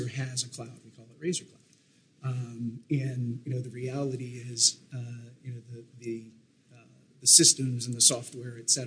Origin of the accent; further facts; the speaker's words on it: New Hampshire, United States; growing up in New Hampshire, it was a meat and potatoes, you know, kind of lifestyle